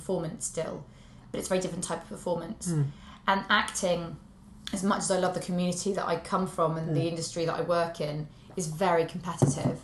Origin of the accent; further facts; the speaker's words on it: Shropshire, West Midlands, United Kingdom; I'm from Shropshire